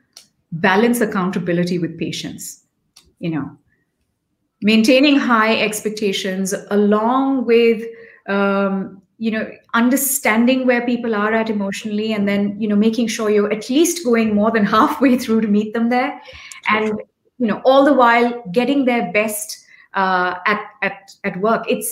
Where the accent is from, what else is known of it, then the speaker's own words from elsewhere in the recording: India; also born or lived in Delhi, India; as an Indian